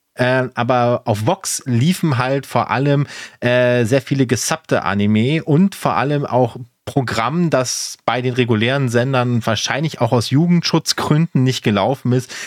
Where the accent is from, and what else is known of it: Germany